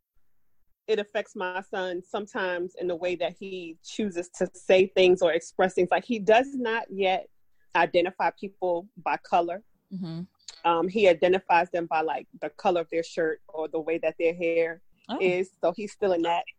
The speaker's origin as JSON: {"language": "English", "region": "New York", "country": "United States", "tie": "born or raised there", "said": "growing up in New York"}